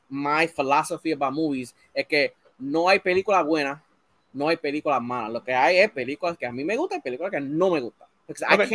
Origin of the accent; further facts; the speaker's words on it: Puerto Rico; And for years, yo tenía ese problema con mi identidad de que yo soy boricua.